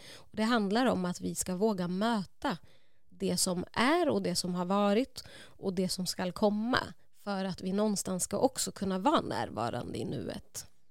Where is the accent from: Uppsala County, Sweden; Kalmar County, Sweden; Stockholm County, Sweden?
Uppsala County, Sweden; Uppsala; jag är uppvuxen i Gottsunda, Uppsala